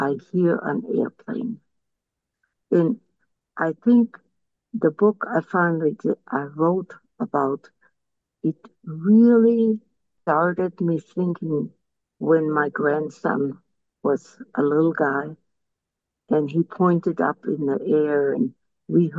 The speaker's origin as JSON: {"language": "English", "country": "Czechia", "tie": "born or raised there", "also_born_or_lived": "Germany", "moved": "yes", "said": "I lived what was called Czechoslovakia, but it was German at the time."}